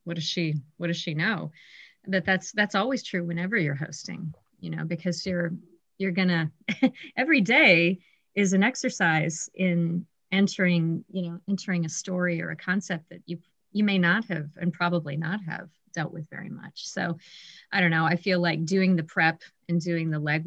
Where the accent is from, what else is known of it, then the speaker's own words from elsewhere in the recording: Columbus, Ohio, United States; moved away as an adult; also born or lived in Cleveland, Ohio / Oregon; now in Michigan, United States; I grew up in Ohio